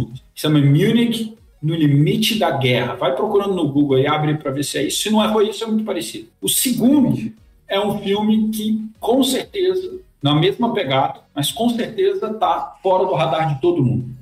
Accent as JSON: {"language": "Portuguese", "country": "Brazil", "said": "como brasileiro"}